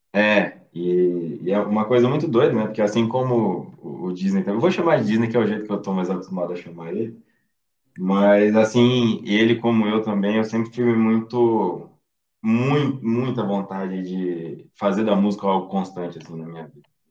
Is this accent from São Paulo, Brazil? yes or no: yes; Mococa, São Paulo, Brazil; moved away as an adult; now in São Carlos, Brazil; eu sou de Mococa, na verdade. Moro hoje em São Carlos, eu sou de Mococa